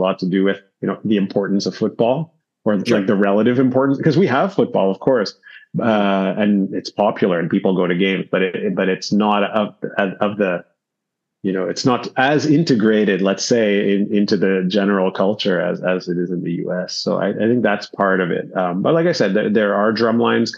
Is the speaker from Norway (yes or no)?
no; Montreal, Quebec, Canada; I grew up in Montreal